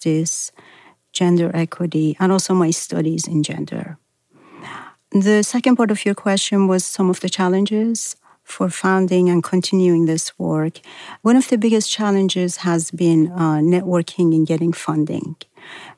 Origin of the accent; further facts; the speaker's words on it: Iran; now in Boston, United States; I was from Iran